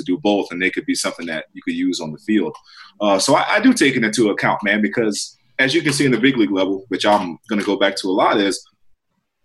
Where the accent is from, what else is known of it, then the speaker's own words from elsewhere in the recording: South Carolina, United States; now in Southern California, United States; growing up in South Carolina, now living in Southern California